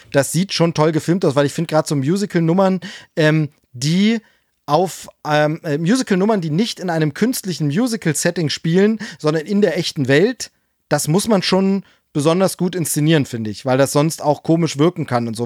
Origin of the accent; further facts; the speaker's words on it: GDR, East Germany, Germany; bis ich zehn Jahre alt war, bin ich in der DDR aufgewachsen